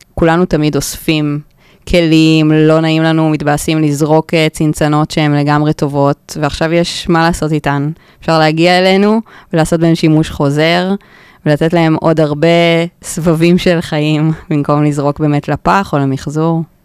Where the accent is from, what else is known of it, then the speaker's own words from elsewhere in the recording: Kfar Saba, Central District, Israel; now in Tel Aviv, Israel; במקור אני מכפר סבא.